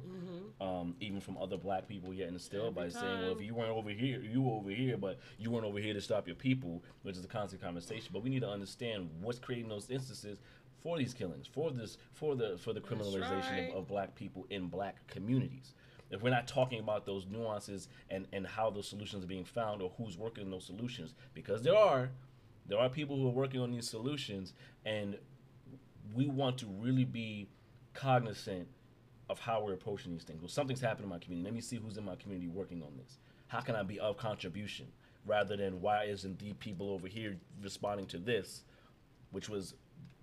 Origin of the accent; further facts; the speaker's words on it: New York City, New York, United States; born and raised in Brownsville